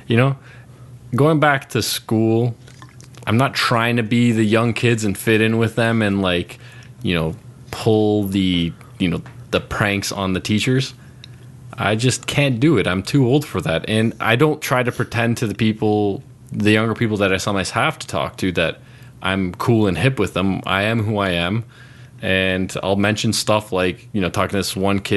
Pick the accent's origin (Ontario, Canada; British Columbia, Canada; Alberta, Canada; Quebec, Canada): Ontario, Canada; Toronto; I'm from Toronto